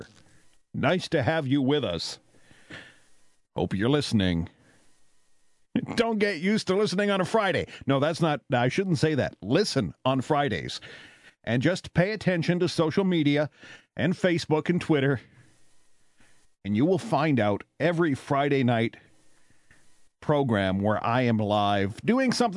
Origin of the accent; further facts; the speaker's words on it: Canada; I'm Canadian